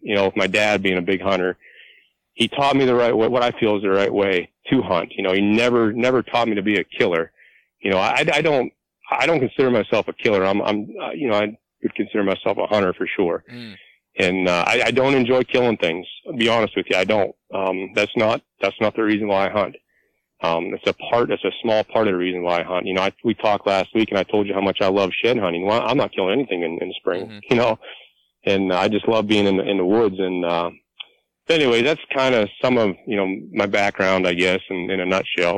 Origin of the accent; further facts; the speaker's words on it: Clearfield County, Pennsylvania, United States; moved away as an adult; now in Tioga County, Pennsylvania, United States; I'm originally from Clearfield County, and I'm 43 years old